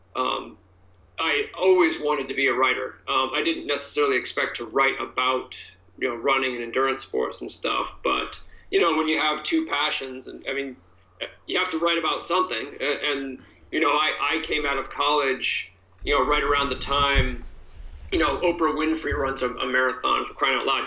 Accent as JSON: {"language": "English", "region": "New Hampshire", "country": "United States", "tie": "born or raised there", "moved": "yes", "lives_now": "California, United States", "said": "I grew up mostly in New Hampshire, um, an East Coaster."}